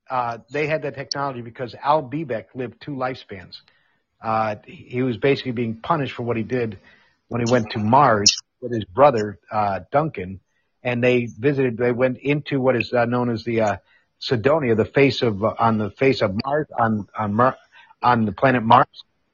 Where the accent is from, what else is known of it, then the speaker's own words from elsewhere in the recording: Amsterdam, North Holland, Netherlands; I'm on in the Netherlands, where I grew up in Amsterdam. When I went through high school from 69 to 73